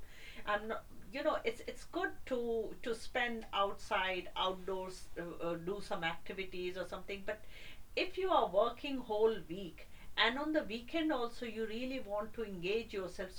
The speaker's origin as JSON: {"language": "English", "country": "India", "tie": "born or raised there", "moved": "yes", "said": "I have grown up in India"}